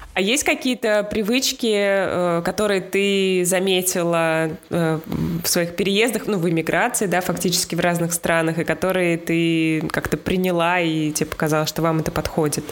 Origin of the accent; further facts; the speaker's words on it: Russia; moved away; мы из России